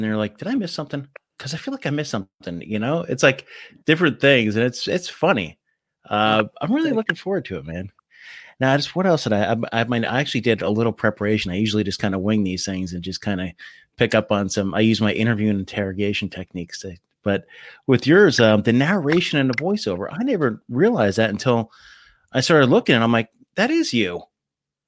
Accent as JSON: {"language": "English", "region": "New Jersey", "country": "United States", "said": "I'm from Jersey."}